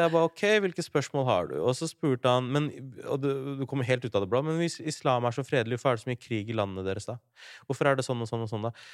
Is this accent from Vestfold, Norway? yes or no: yes; Larvik, Vestfold, Norway; Jeg er fra Larvik